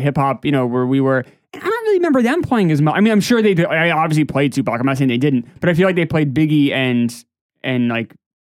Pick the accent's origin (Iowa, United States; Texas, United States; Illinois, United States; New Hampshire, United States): New Hampshire, United States; growing up in New Hampshire.